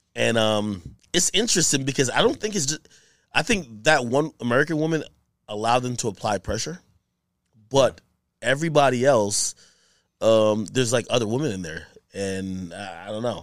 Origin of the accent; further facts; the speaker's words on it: Jamaica; I'm from Jamaica